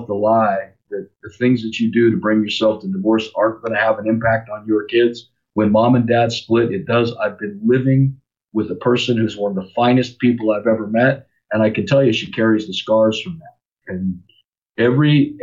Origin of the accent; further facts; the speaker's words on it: North Idaho, United States; moved away as an adult; also born or lived in Lakewood, California / Louisiana / Seattle area, Washington; Growing up in North Idaho was a cool experience, growing up in the mountains.